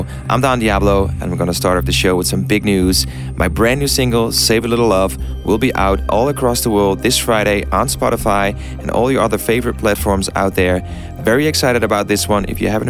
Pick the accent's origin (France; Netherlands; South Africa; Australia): Netherlands; Played in the Netherlands, my home country.